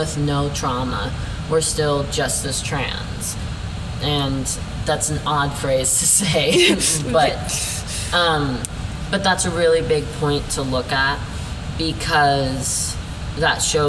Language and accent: English; Glenrock, Wyoming, United States; moved away; also born or lived in Pryor, Montana; I grew up in Glen Rock, Wyoming, and then I was in Pryor, Montana, all the times being raised by very religious and or conservative people